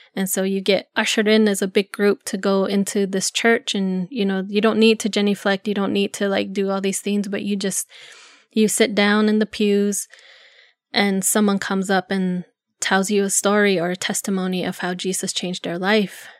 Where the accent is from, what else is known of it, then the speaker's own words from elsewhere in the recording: Zuni, New Mexico, United States; I grew up in Zuni in a, a mobile home with my grandparents